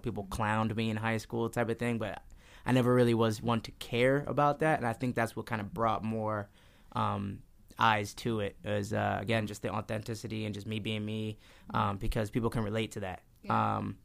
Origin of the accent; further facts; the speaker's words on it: Easton, Pennsylvania, United States; also born or lived in New Jersey; I was born in New Jersey, but I moved out in Easton when I was, like, 5